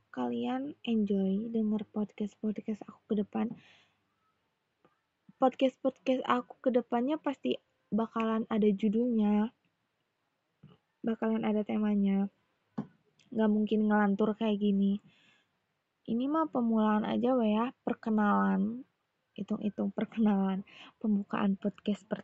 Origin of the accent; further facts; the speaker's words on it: Bandung, West Java, Indonesia; Indonesian is a second language; kadang sih bahasa Indonesia aku tuh masih ada Sunda-Sundanya guys jadi aku orang Bandung aku asli di Bandung aku aku bisa bahasa Indonesia cuman nggak begitu apa ya nggak begitu lancar banget gitu